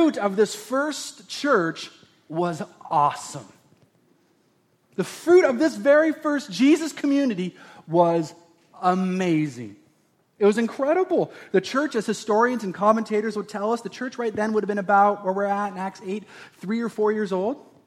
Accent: Oregon, United States; we've grew up in Oregon and watering and planting seeds and harvesting was the normals of every day

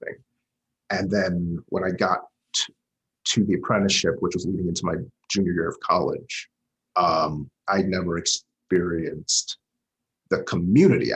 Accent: Huntsville, Alabama, United States; I started doing theater when we moved houses in Huntsville. I'm originally from Huntsville, Alabama

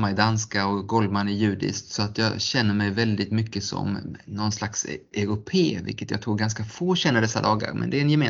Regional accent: Geneva, Switzerland; born there; Och jag är född i Genève som har världens största årliga bilsalong

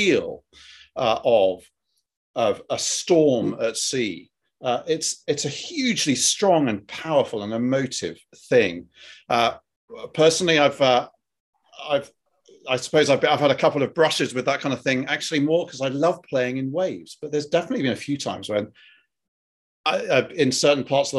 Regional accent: United Kingdom; accent: British; my British accent's really kind of come to the fore at this point

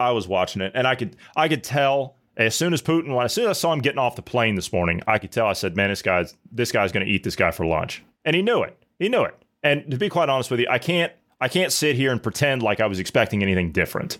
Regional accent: United States; as an American

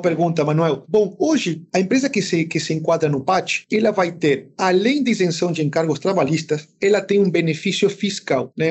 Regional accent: San Salvador de Jujuy, Jujuy, Argentina; moved away; eu consegui trabalhar de Jujuy, né, na minha cidade, só durante as férias, né, foram 40 dias, eu consegui voltar para minha terra depois de dois anos

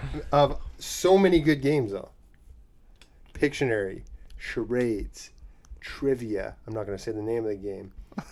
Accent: Winnipeg, Manitoba, Canada; I'm from Winnipeg.

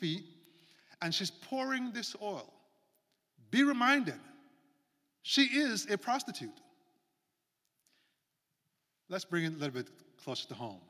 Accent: Jamaica; moved away; That's where I'm from, born and raised

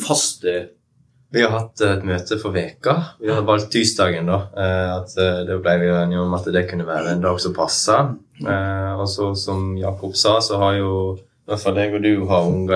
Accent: Western Norway, Norway; moved away; Jeg er ikke herifra. Jeg er vestlending

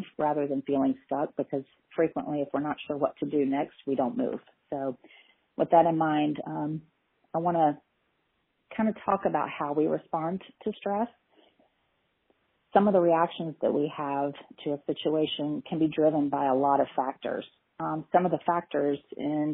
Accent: Tallahassee, Florida, United States; I am actually born and raised in Tallahassee and have a private practice here in town

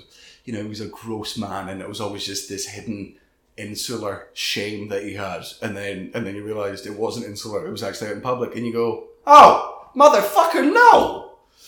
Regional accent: Scotland, United Kingdom; I was a nobody from Scotland

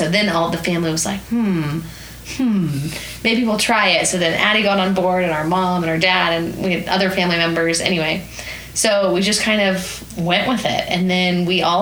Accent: Edmond, Oklahoma, United States; we grew up in Edmond, Oklahoma, and we did not grow up being healthy whatsoever

